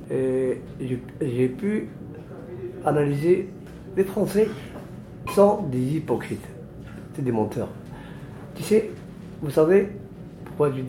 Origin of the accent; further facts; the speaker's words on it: near the Algerian border, Oriental, Morocco; moved away as an adult; now in France; Ça existe chez nous, au Maroc. Par rapport à nous, tu sais, par exemple, moi, j'habite à la frontière algérienne.